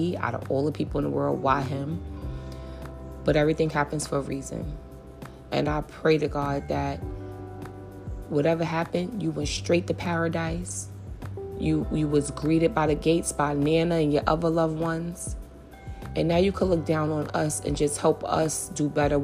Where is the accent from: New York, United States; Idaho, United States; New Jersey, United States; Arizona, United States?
New York, United States; New York City; I grew up in St. Nick Projects